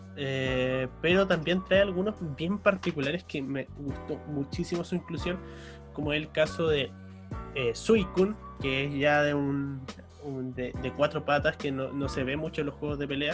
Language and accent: Spanish; Puerto Montt, Los Lagos, Chile; moved away; also born or lived in Valdivia; yo soy de Puerto Montt, estuve en Valdivia